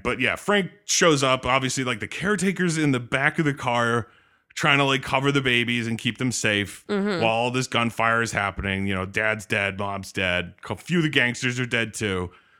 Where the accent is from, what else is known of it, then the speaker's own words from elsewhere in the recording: France; now in California, United States; And we grew up in France and then moved to California.